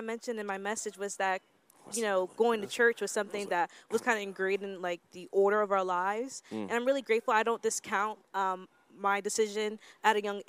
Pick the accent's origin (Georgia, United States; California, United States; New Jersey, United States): New Jersey, United States; also born or lived in Miami; I was born in Miami, but my family moved to New Jersey when I was like around like elementary school age. So I claim Jersey.